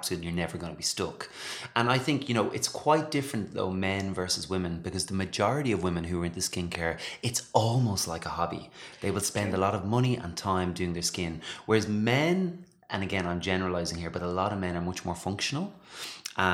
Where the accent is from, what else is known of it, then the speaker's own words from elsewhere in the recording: Ireland; genuine to my own roots, obviously being an Irishman